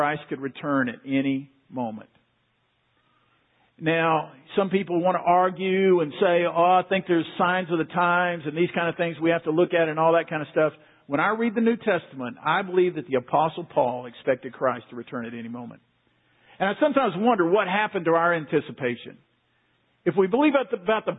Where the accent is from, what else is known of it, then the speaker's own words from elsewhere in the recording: Waco, Texas, United States; I grew up in Waco, not far from here. I've been a Central Texas boy all my life.